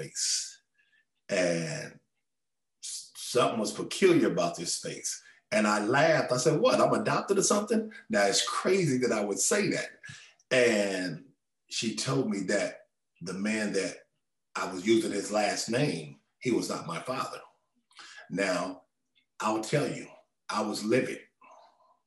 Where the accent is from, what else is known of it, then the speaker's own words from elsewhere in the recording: Los Angeles, California, United States; I was born in South Central Los Angeles